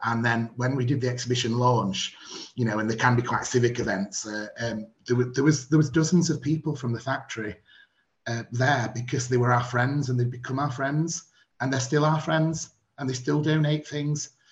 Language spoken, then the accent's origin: English; Barnsley, Yorkshire and the Humber, United Kingdom; in my hometown